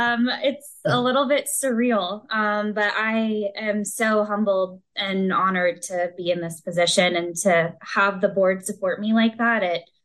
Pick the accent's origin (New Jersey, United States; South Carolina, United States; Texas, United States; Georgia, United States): Georgia, United States; Milton; moved away as an adult; now in Louisville, United States; I'm originally from Georgia, right outside Atlanta, Milton, Georgia.